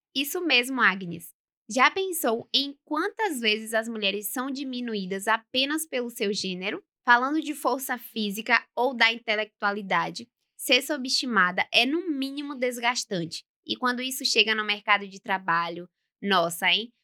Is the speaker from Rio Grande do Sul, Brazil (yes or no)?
no; Governador Mangabeira, Bahia, Brazil; now in Feira de Santana, Brazil; Eu moro em Governador Mangabeira.